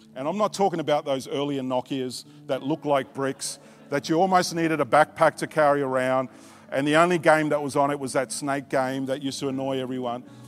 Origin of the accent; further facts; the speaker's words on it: Australia; also born or lived in Tonga; I was born in Tonga, but I was raised in Australia